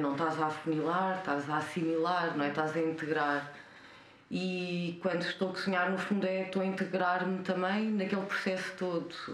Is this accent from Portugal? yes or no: yes; Covilhã, Centro, Portugal; moved away as an adult; also born or lived in India / Lisbon; nasci na Covilhã cresci na Covilhã até aos. vivi na Covilhã até aos 25 anos.